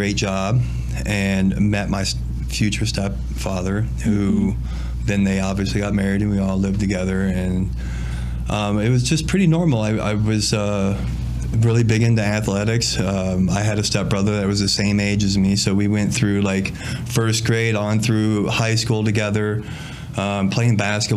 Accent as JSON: {"language": "English", "town": "Princeton", "region": "Illinois", "country": "United States", "tie": "born or raised there", "said": "I was born and raised up in Princeton, Illinois area."}